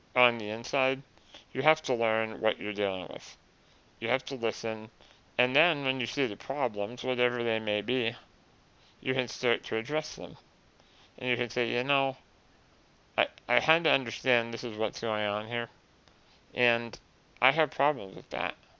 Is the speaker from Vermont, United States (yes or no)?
yes; Vermont, United States; my home state